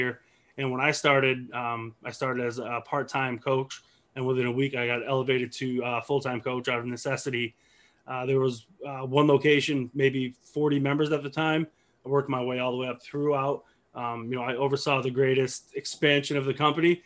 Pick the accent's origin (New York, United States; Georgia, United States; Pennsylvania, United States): Pennsylvania, United States; moved away as an adult; now in Myrtle Beach, United States; I'm from Pennsylvania, moved here in 2014 with my wife